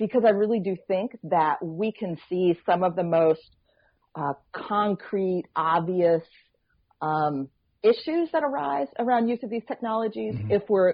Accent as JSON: {"language": "English", "town": "Troy", "region": "New York", "country": "United States", "tie": "born or raised there", "said": "Troy, New York, which is my hometown, which is where I live"}